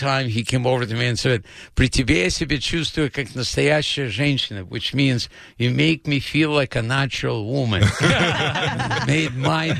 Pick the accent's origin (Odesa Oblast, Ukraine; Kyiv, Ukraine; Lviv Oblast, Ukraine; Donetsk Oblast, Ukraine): Odesa Oblast, Ukraine; Odesa; English is a second language; moved away as an adult; also born or lived in Los Angeles; now in United States; I grew up in Odessa, which is part of Ukraine, and they considered it the capital of humor in the Soviet Union.